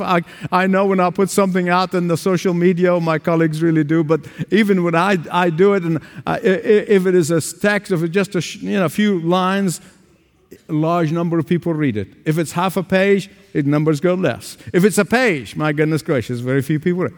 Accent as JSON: {"language": "English", "country": "Egypt", "tie": "born or raised there", "moved": "yes", "said": "Back in the sixties in my hometown, where I was, where I grew up in Egypt"}